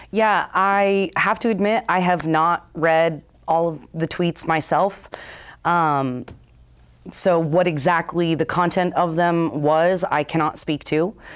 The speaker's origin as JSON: {"language": "English", "region": "Vermont", "country": "United States", "tie": "born or raised there", "said": "born and raised in Vermont"}